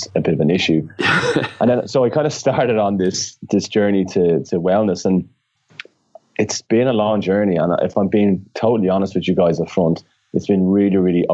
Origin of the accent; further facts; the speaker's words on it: Ireland; I always mix up the THs because I'm Irish and we don't pronounce our THs